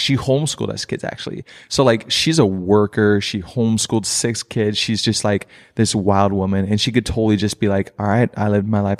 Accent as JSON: {"language": "English", "town": "Princeton", "region": "Minnesota", "country": "United States", "tie": "born or raised there", "also_born_or_lived": "Crown, Minnesota / Foley, Minnesota", "said": "most of my childhood was in Princeton, Minnesota, which is about an hour north from here"}